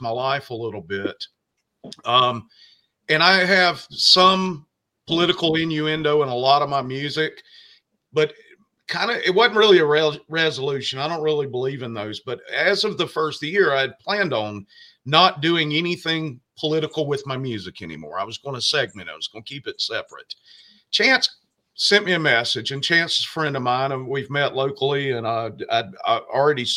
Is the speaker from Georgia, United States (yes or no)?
yes; Georgia, United States; moved away as an adult; also born or lived in Florida Panhandle; now in Florida, United States; I actually have lived in the Panhandle for 15 years. I'm originally from Georgia